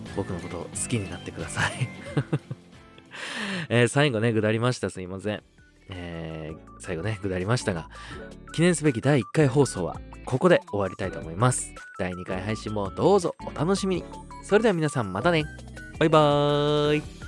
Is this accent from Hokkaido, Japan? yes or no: no; Osaka, Japan; 大阪府出身でして